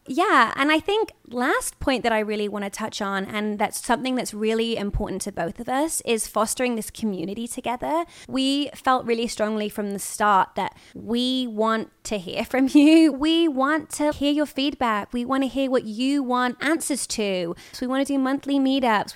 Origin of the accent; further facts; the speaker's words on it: United Kingdom; moved away as an adult; now in Los Angeles, United States; I'm British